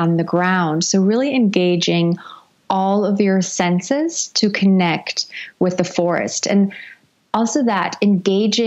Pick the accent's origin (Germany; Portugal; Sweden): Germany; moved away; I'm originally from Europe, from Germany